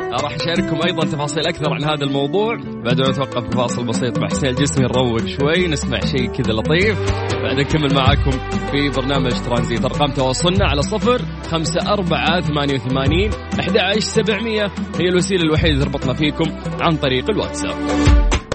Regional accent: Saudi Arabia; عندنا في المملكة العربية السعودية

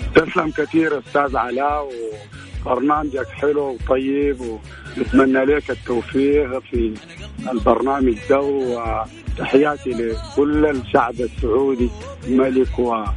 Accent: Khartoum, Sudan; انا من الخرطوم من آه، حي الازهري

